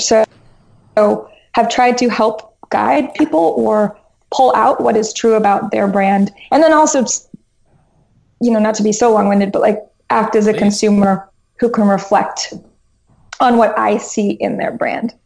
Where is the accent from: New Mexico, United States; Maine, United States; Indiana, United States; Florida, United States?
New Mexico, United States; Albuquerque; now in New York, United States; I was born in New Mexico. Basically, Portlandia in Albuquerque. That was my childhood.